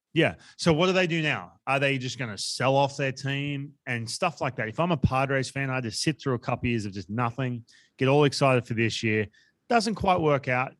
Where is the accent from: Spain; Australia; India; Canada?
Australia; we come from Australia